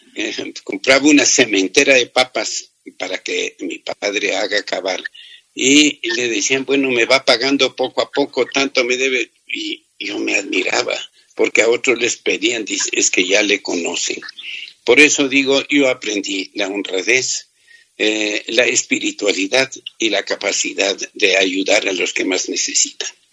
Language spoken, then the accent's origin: Spanish; Toacaso, Cotopaxi, Ecuador; Yo nací en Toacaso, provincia de Cotopaxi